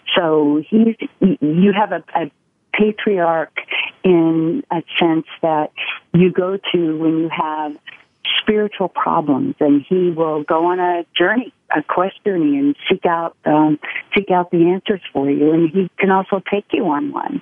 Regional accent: Oklahoma City, Oklahoma, United States; moved away as an adult; now in Kansas City, United States; I have lived here for 14 years, but I was born and raised in Oklahoma City

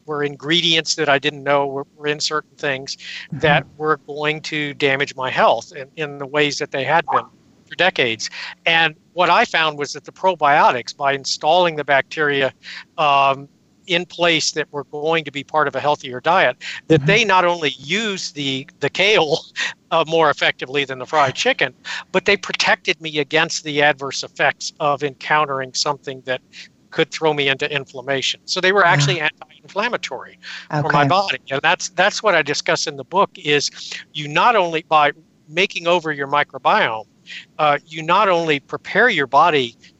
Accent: San Antonio, Texas, United States; I grew up in San Antonio, Texas in the 1950s

